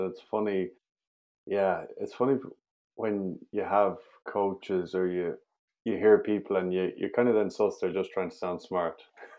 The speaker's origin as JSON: {"language": "English", "country": "Ireland", "tie": "born or raised there", "said": "we grew up in Ireland"}